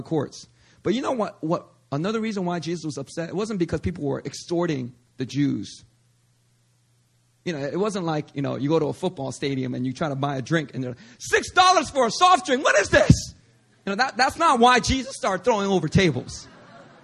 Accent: Philadelphia, Pennsylvania, United States; born or raised there

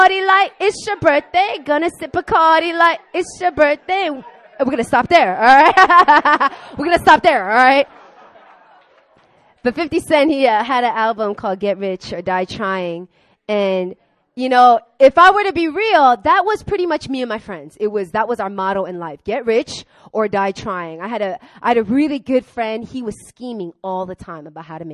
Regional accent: Long Island, New York, United States; I grew up in Long Island with a lot of rich, white, Jewish people

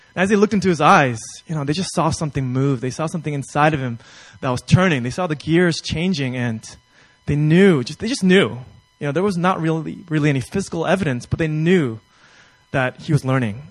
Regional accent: New York, United States; I'm from New York

